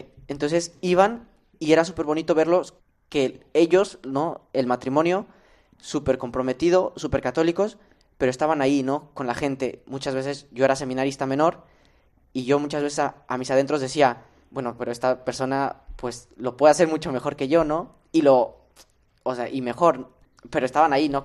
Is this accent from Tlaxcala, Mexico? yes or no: yes; Tlaxcala, Mexico; moved away as an adult; now in Spain; Del estado de Tlaxcala